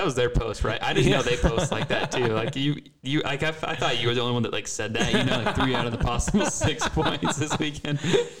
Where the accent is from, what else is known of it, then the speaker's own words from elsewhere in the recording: West Jordan, Utah, United States; I was from West Jordan.